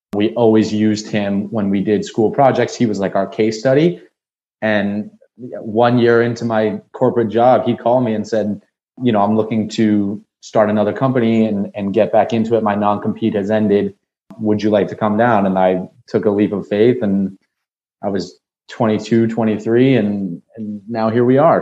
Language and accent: English; Nashua, New Hampshire, United States; moved away as an adult; also born or lived in Washington, D.C.; now in Miami, United States; born and raised in Nashua, New Hampshire